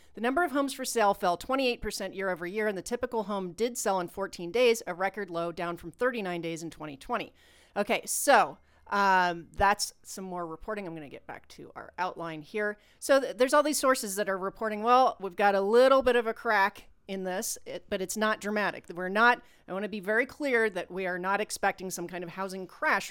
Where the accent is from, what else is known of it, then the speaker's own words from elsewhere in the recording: Ohio, United States; moved away; also born or lived in Puerto Rico; we're from Ohio